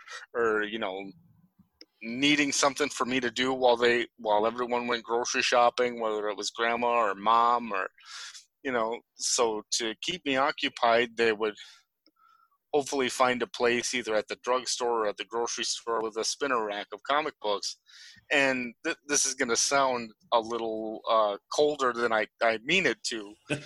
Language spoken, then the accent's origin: English; Ortonville, Minnesota, United States; We grew up in a small Midwestern town in Minnesota called Ortonville